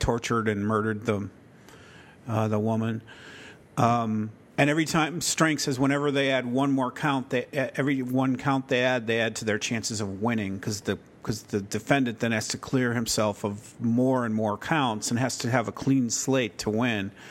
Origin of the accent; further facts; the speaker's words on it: Chicago, Illinois, United States; I grew up near Chicago, like in Chicago